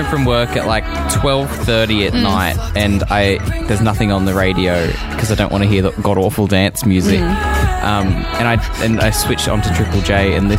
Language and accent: English; Australia; I'm an Australian.